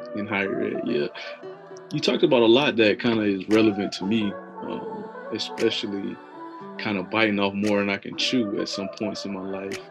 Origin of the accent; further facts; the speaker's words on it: Tallahassee, Florida, United States; I was born and raised in Tallahassee